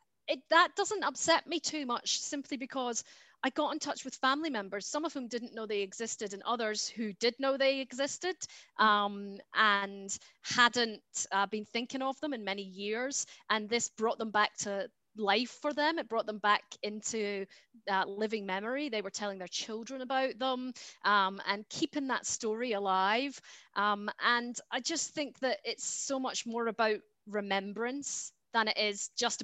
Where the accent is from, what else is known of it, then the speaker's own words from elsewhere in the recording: Scotland, United Kingdom; So, I you know, I'm Scottish myself, but I have a great affinity with Ireland as well.